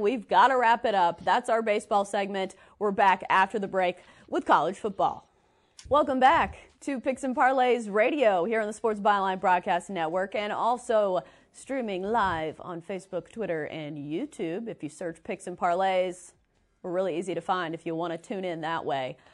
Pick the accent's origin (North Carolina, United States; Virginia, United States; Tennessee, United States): Tennessee, United States; Nashville; I'm from Nashville, so I have a lot of UT, UT fans around me